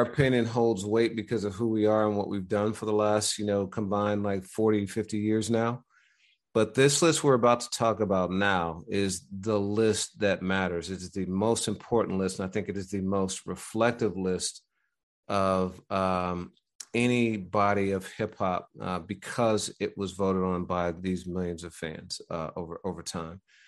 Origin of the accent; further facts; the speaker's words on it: Midwest, United States; I'm from the Midwest